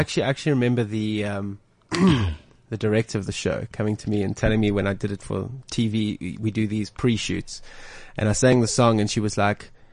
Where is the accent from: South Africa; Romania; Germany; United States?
South Africa; we're South African